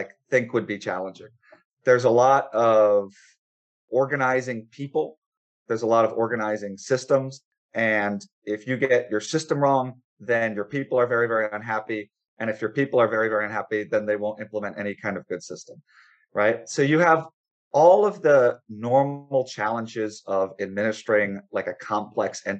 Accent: Missouri, United States; now in Pittsburgh, United States; I grew up in Missouri

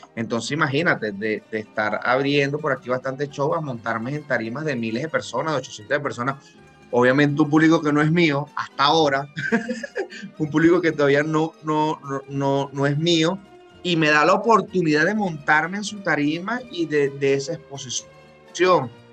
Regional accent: Barinas, Venezuela; moved away as an adult; also born or lived in Panama / Massachusetts; now in Miami, United States; Yo, yo soy de Barinas, estado Barinas, de la gente buena, de Barinas.

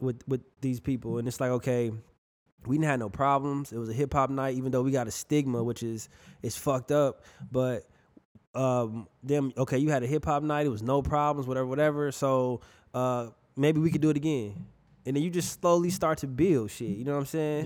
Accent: Milwaukee, Wisconsin, United States; now in Fort Myers, United States; I'm from Milwaukee, bro. Uh, Wisconsin. I'm from the Midwest.

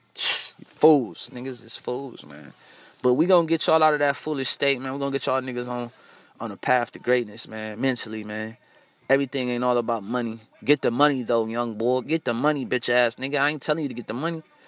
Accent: United States; Us African Americans over here in America

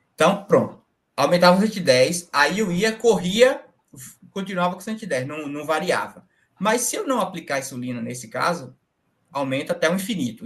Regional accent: Jacobina, Bahia, Brazil; eu sou da Bahia, Jacobina Bahia, no início aqui da Chapada Diamantina

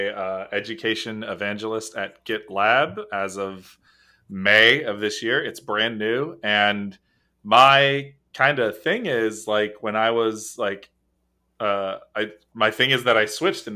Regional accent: Orlando, Florida, United States; I'm from Orlando, Florida

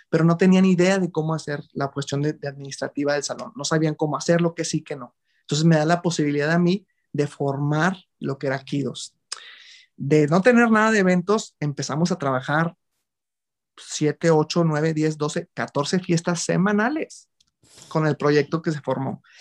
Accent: Monclova, Coahuila, Mexico; also born or lived in Mexico City; now in Monterrey, Mexico; antes de venir, porque yo soy originario de Monclova, Coahuila.

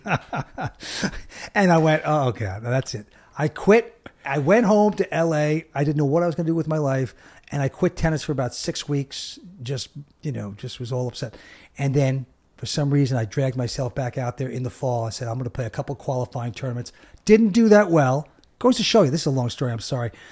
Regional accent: Long Island, New York, United States; we grew up in Long Island

